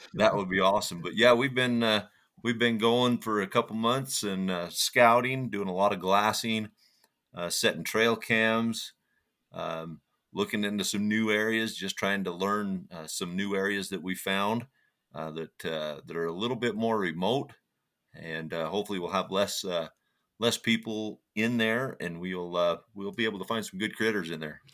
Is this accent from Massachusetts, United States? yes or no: no; St. George, Utah, United States; now in Price, United States; I grew up there in St. George and lived there for oh probably the first 35 years of my life